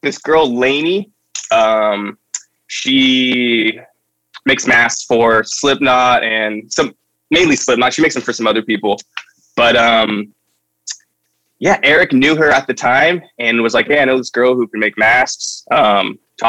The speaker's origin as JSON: {"language": "English", "town": "Santa Barbara", "region": "California", "country": "United States", "tie": "born or raised there", "said": "I'm from Santa Barbara. And at the time, there was a really good, like, punk hardcore scene, like, when I was in middle school and high school."}